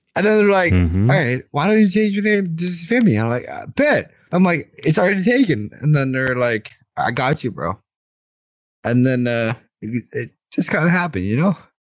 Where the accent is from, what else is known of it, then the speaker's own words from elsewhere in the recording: Canada; I'm Canadian.